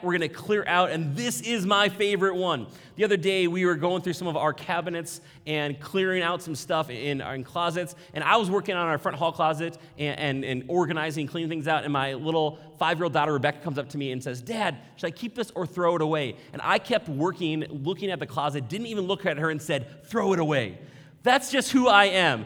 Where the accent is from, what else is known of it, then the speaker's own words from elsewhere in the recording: Maple Grove, Minnesota, United States; I was raised here in Maple Grove, middle class.